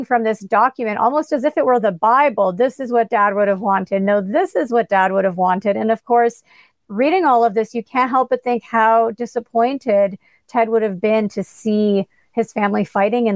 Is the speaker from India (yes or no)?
no; Canada; as a Canadian